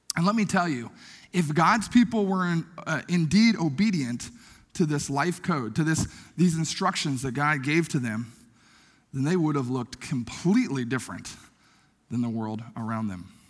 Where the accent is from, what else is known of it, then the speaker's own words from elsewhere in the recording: Logan, Iowa, United States; moved away; my hometown of Logan, Iowa